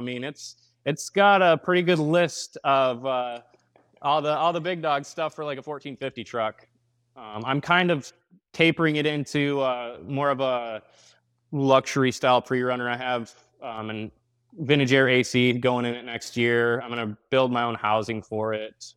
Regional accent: Grand Rapids, Michigan, United States; I am from Grand Rapids, Michigan

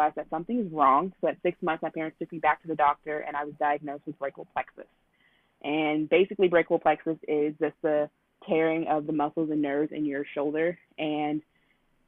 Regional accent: Texas, United States; I was born and raised in Texas

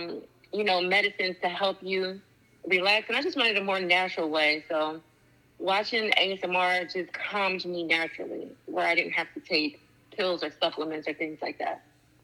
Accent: New Jersey, United States; I'm 32 from Jersey

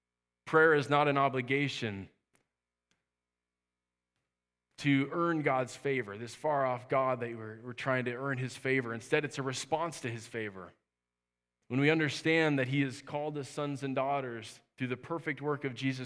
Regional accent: Minnesota, United States; I grew up camping up in Minnesota. I love camping, and I'm talking about real camping.

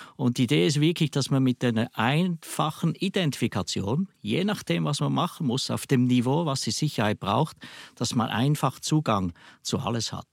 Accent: Switzerland; accent: Swiss dialect; ich höre es vielleicht am Dialekt, ich komme aus der Schweiz

